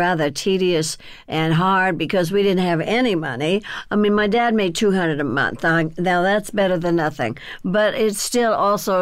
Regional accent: Burbank, California, United States; also born or lived in Texas; In Burbank, California, where I was raised. See, we came from Texas because we were really poor

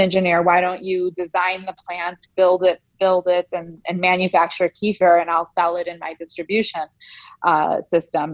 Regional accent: Chicago, Illinois, United States; also born or lived in Soviet Union; my parents and I were refugees from the former Soviet Union. Um, and we left uh, through a small slit in the Iron Curtain and came to the United States and settled in Chicago in 1976 when I was just one.

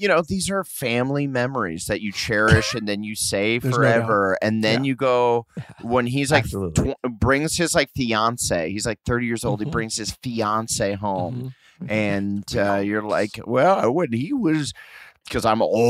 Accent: Omaha, Nebraska, United States; it didn't work in my hometown, Omaha.

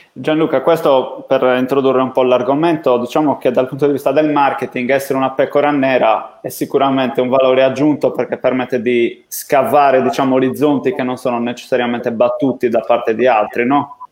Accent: Sardinia, Italy

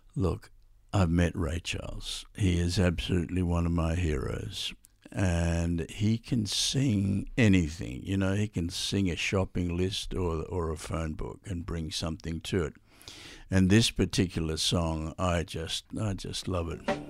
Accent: Australia; I'm Australian.

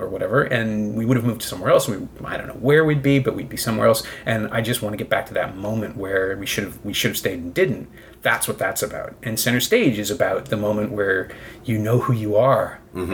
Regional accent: Toronto, Ontario, Canada; I'm from Toronto

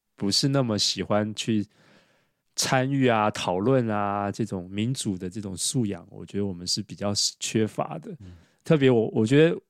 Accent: Taiwan; 我们台湾

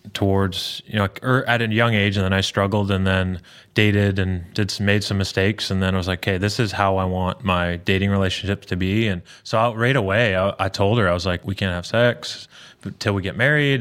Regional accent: outside of Toronto, Ontario, Canada; moved away as an adult; now in Tennessee, United States; big Blue Jay fan growing up outside of Toronto

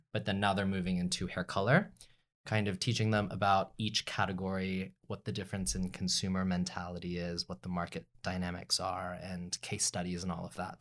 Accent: Dallas, Texas, United States; also born or lived in Austin; I was born and raised in Dallas, so I'm a Texas, Texas

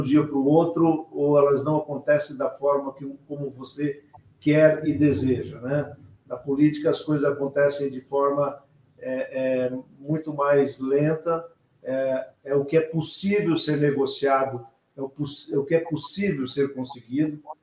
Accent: São Miguel do Iguaçu, Paraná, Brazil; moved away as an adult; also born or lived in Torres, Rio Grande do Sul / Mato Grosso; meu umbigo está enterrado lá em São Miguel, onde eu me criei, né, no oeste do Paraná

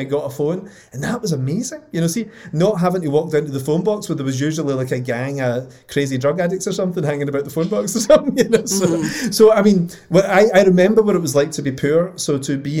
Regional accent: Scotland, United Kingdom; it's being Scottish

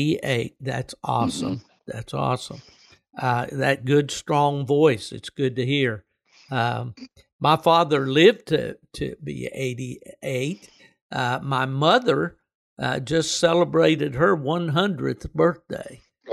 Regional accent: West Virginia, United States; moved away as an adult; also born or lived in Michigan / North Carolina; now in Florida, United States; I'm over in Florida. I was born and raised in West Virginia, as my listeners know. And then I lived for many years in the state of Michigan when I was working for UKC. And then finally, I retired in the state of North Carolina.

